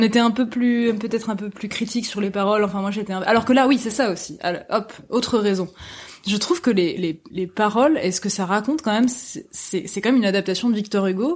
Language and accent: French; small town near Nantes, Pays de la Loire, France; moved away as an adult; now in Paris, France; je viens je viens de l'ouest de la France, une petite ville qui s'appelle Rosé qui est pas loin de Nantes et je avant d'arriver à Paris à 18 ans